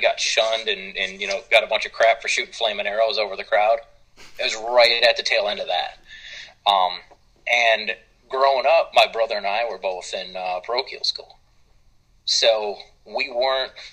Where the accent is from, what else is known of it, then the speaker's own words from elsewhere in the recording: Saginaw, Michigan, United States; moved away; I'm from Saginaw, so about 20 minutes